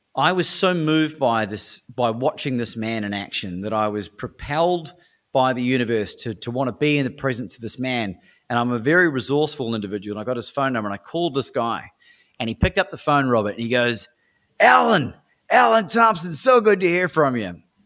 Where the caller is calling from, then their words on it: Melbourne, Victoria, Australia; I'm calling from Melbourne, Australia at the time